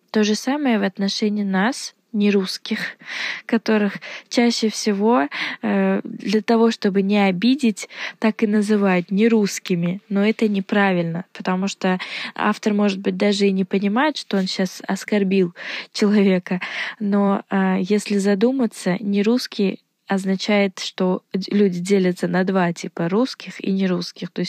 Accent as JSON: {"language": "Russian", "country": "Uzbekistan", "said": "я из Узбекистана"}